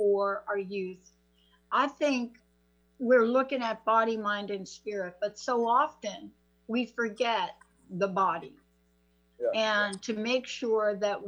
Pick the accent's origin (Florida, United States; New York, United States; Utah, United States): New York, United States; New York City; now in Seattle, United States; I'm a kid from the Bronx. There's no question about it where I grew up.